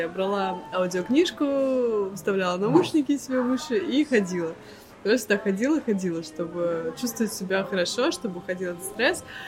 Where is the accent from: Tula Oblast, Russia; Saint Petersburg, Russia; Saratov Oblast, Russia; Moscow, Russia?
Saint Petersburg, Russia; moved away as an adult; now in Cyprus; я из Петербурга